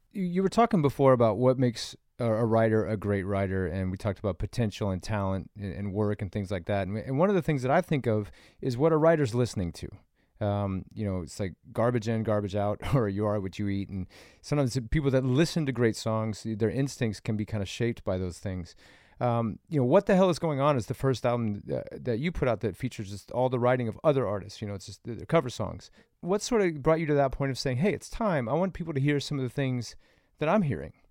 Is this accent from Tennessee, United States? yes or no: yes; Nashville, Tennessee, United States; now in California, United States; I grew up in Nashville, and growing up in the South